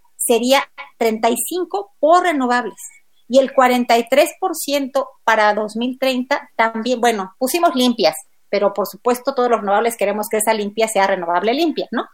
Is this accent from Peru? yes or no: no; Mexico; como mexicanos